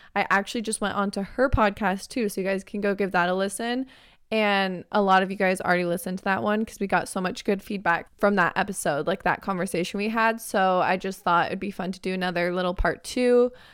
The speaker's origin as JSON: {"language": "English", "region": "Arizona", "country": "United States", "tie": "born or raised there", "moved": "yes", "lives_now": "California, United States", "said": "I'm from Arizona."}